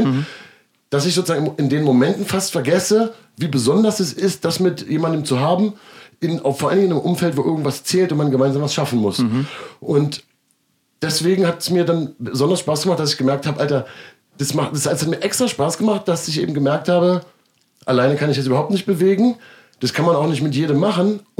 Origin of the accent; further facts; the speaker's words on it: Berlin, Germany; accent: Berlin; Damit würde ich mal als Berliner, Berliner Slang